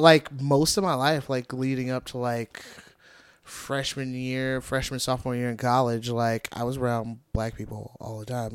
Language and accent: English; Gary, Indiana, United States; also born or lived in East Chicago, Indiana; I grew up in Gary